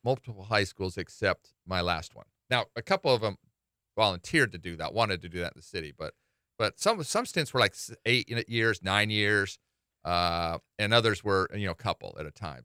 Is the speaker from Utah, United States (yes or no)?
yes; Salt Lake City, Utah, United States; now in Hawaii, United States; I grew up in Salt Lake City